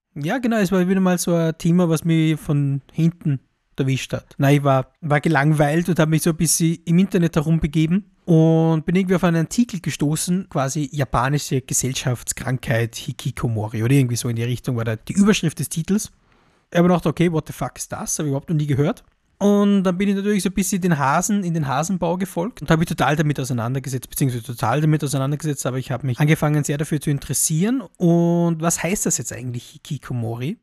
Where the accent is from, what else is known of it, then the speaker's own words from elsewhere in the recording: Austria; als Europäer, als Mitteleuropäer, als Österreicher